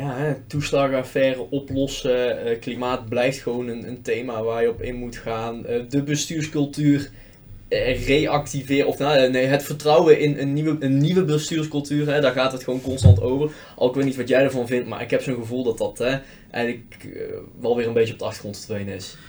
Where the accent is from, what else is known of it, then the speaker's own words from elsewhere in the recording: Netherlands; We hebben in Nederland heel weinig wat ons bindt als volk